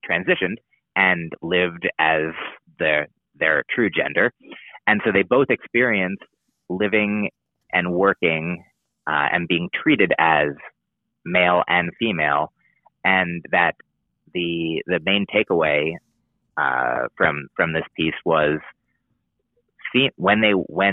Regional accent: United States; I'm an American

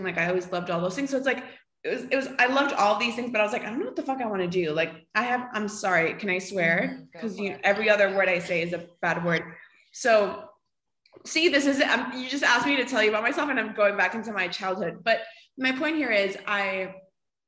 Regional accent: Costa Rica; moved away as an adult; now in Miami, United States; I live in Miami, like you mentioned. I was born and raised in Costa Rica. So I lived there until I was like 19.

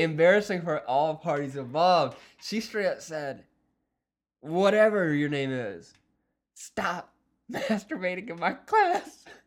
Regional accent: Wiggins, United States; that was my hometown in my high school

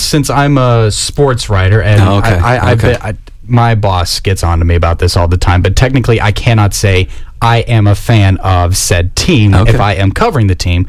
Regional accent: Nashville, Tennessee, United States; my hometown, the Nashville Predators.

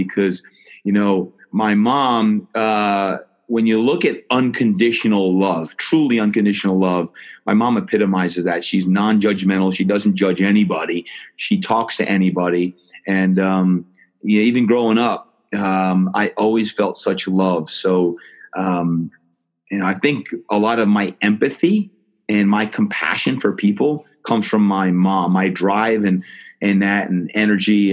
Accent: New Jersey, United States; growing up in New Jersey

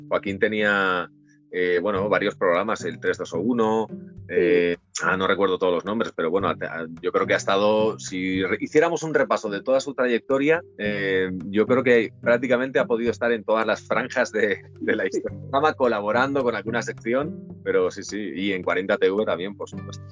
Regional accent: Valencia, Valencian Community, Spain; Yo soy de Valencia

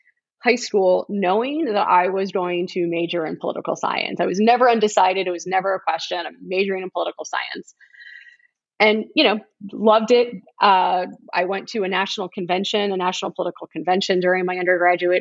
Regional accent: South Florida, United States; moved away as an adult; also born or lived in Middleburg, Florida; the one in which I was raised. You know, I came from South Florida

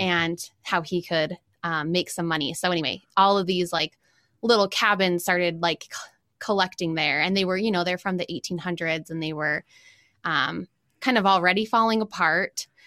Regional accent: Farmington, Utah, United States; also born or lived in New York / Salt Lake City; I grew up in Farmington and now I'm in Salt Lake.

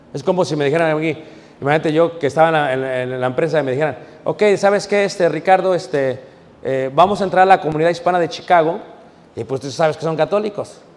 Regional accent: Mexico City, Mexico; also born or lived in Guanajuato; now in United States; Yo crecí en Ciudad de México

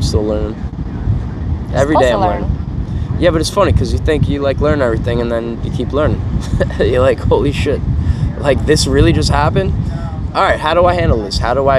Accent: New York, United States; moved away; also born or lived in San Diego; if I'm from New York

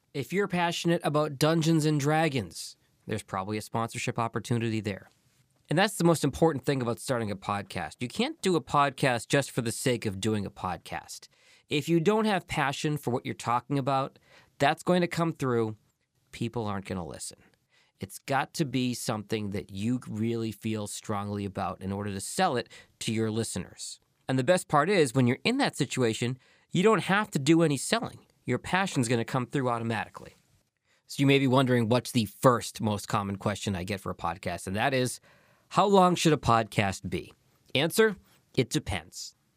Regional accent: Boston, Massachusetts, United States; now in Detroit, United States; my hometown of Boston

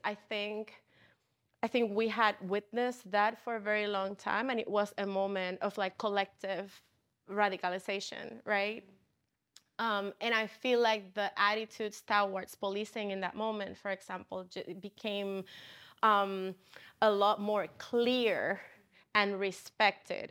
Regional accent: Puerto Rico; moved away as an adult; now in Chicago, United States; I'm originally from Puerto Rico

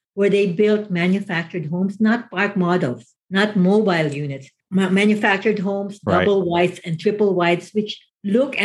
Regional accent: Philippines; moved away as an adult; also born or lived in Manila, Philippines; now in Mesa, United States; I come from the Philippines

